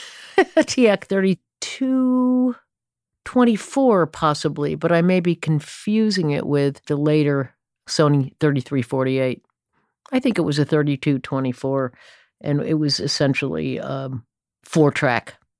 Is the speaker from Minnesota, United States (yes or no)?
no; Stamford, Connecticut, United States; I came of age, uh, musical age, I suppose, in Stamford, Connecticut